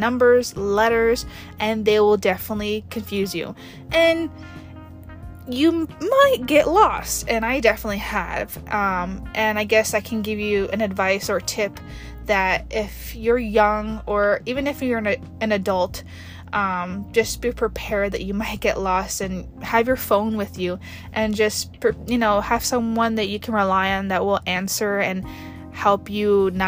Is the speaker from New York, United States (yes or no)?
yes; New York City, New York, United States; moved away as an adult; now in Nevada, United States; I've been born and raised in New York City